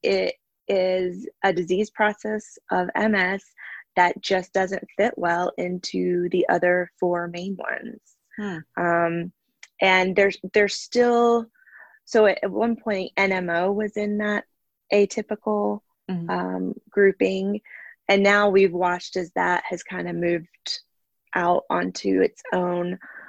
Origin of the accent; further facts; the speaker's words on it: North Carolina, United States; I'm originally from North Carolina, but have lived all over the country as my schooling and work and disease process has, you know, changed the course of my life a bunch of times.